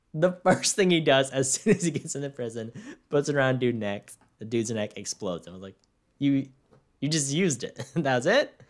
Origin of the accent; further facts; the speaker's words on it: Victorville, California, United States; I'm from Victorville